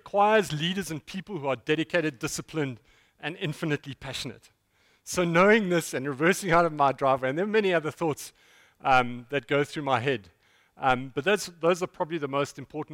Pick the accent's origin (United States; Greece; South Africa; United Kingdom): South Africa; East London, Eastern Cape; I'm from East London